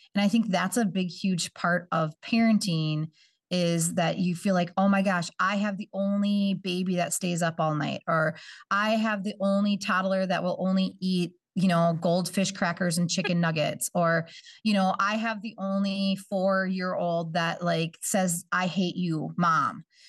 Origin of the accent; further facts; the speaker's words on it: Bemidji, Minnesota, United States; moved away; I'm not from this area. I'm from, um, up north. I'm from Bemidji, Minnesota.